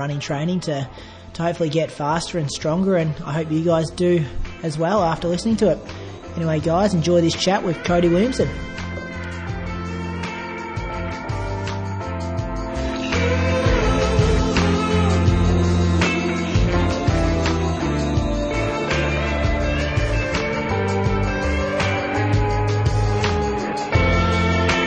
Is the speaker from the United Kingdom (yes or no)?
no; Bendigo, Victoria, Australia; I grew up with him in Bendigo